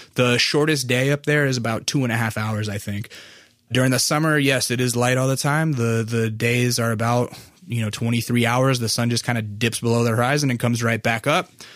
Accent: North Pole, Alaska, United States; moved away; I was raised in North Pole, Alaska

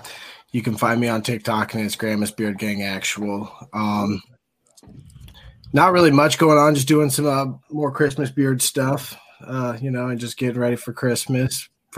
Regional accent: Georgia, United States; I'm from Georgia.

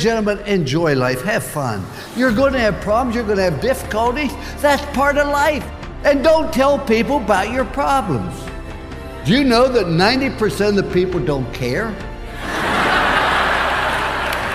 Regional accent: Follansbee, West Virginia, United States; I was born in Fallsby, West Virginia. And I went by where I was born last night, about 10:30. I was born in a cellar at home, delivered by Dr. McGraw. We had 1 bedroom for my sister, myself, and my parents. We had a half bath and a kitchen. 7.5 years we lived in that place

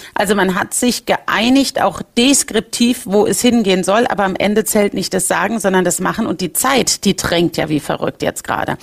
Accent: Rhineland-Palatinate, Germany

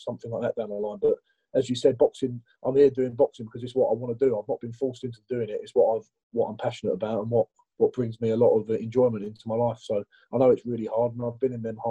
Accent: Romford, London, United Kingdom; I've always lived around Romford

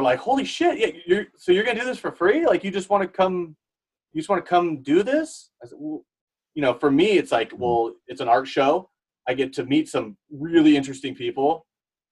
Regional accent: United States; I grew up in this area.

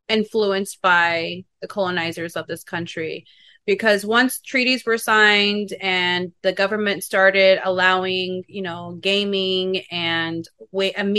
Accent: Oklahoma, United States; also born or lived in Kansas City / Kansas; now in Los Angeles, United States; That's where I grew up. That's where I was born. I grew up in Oklahoma

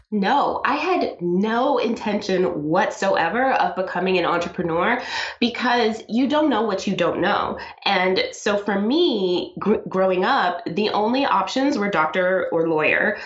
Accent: New York City, New York, United States; also born or lived in South America; I was born in South America. I came to the United States when I was two, and I grew up in Brooklyn

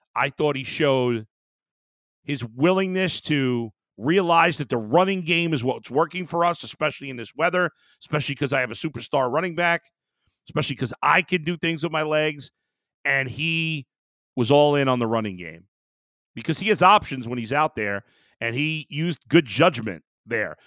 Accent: New York, United States; moved away; as someone who was born and raised in New York, I was living in upstate New York at the time, not New York City

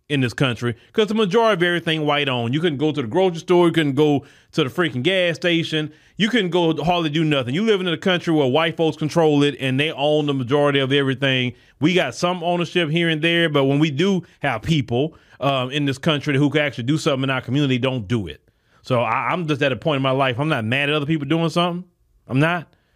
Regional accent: United States; Black American people

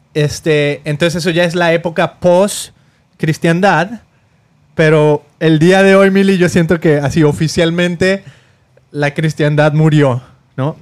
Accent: Mexico; now in United States; Somos latinos, venimos de México

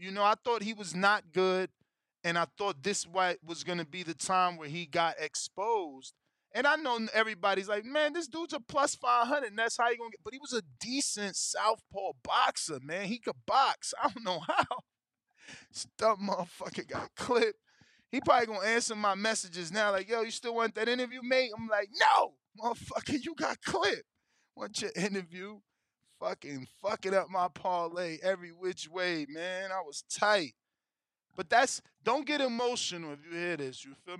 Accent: Philadelphia, Pennsylvania, United States; I'm from Philly. He from Philly.

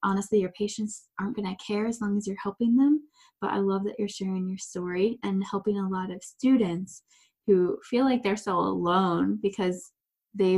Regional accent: Ohio, United States; I lived right by Cedar Point, you know, that's where I grew up in Ohio

